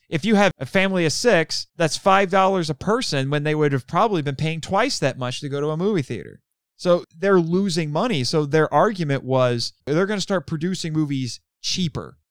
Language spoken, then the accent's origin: English; Indiana, United States; growing up in Indiana around small cities